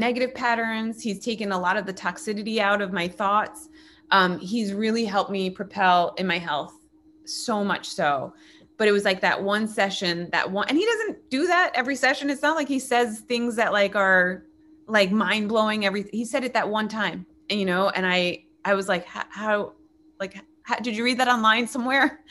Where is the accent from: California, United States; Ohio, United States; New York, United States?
New York, United States; now in Los Angeles, United States; I'm a New Yorker.